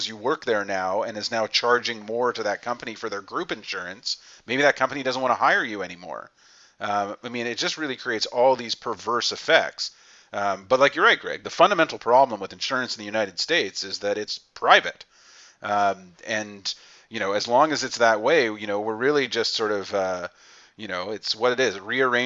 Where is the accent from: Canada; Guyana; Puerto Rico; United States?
Canada; me being Canadian